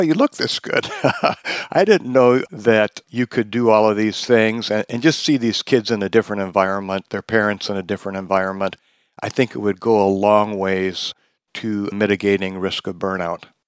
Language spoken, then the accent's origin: English; Wisconsin, United States; now in Seattle, United States; I'm from Wisconsin originally